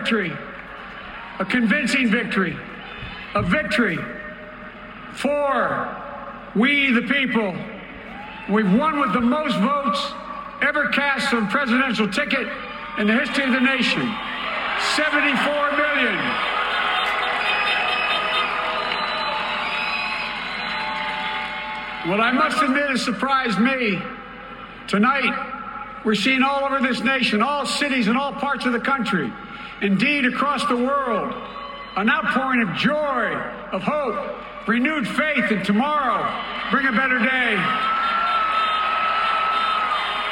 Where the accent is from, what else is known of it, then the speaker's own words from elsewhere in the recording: Scranton, Pennsylvania, United States; when I was a kid up in Scranton